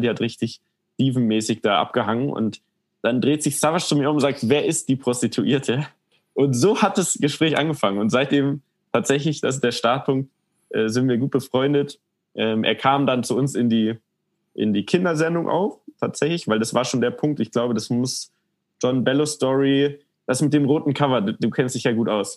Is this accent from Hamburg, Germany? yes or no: no; Munich, Bavaria, Germany; ich bin in München aufgewachsen